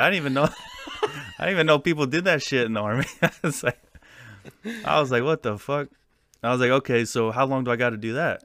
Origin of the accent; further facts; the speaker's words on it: California, United States; I'm from Fieland, California. It's a, it's like a desert town